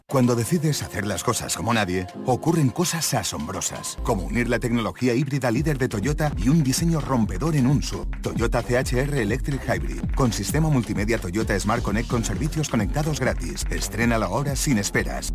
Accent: Andalusia, Spain; grandes iconos de nuestra cultura que tanto hemos exportado de nuestra querida Andalucía

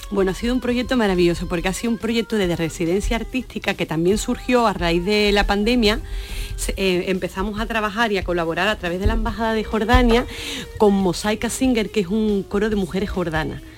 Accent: Sanlúcar, Andalusia, Spain; la peña flamenca de, mi tierra, en la, en la peña Puerto Lucero

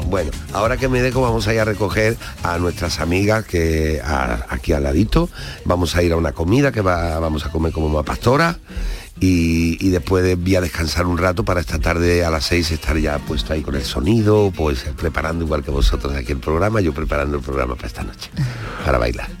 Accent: Andalusia, Spain; nos diferencia en Andalucía

